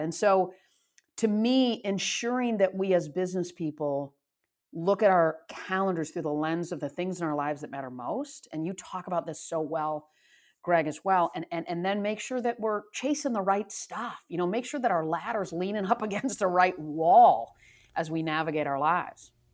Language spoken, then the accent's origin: English; Michigan, United States; moved away; I grew up in Michigan